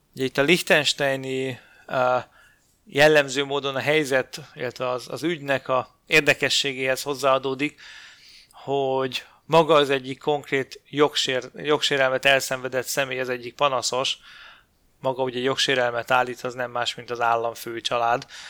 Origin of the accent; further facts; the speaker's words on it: Hungary; magyarként ugye ez érinti a magyar történelmet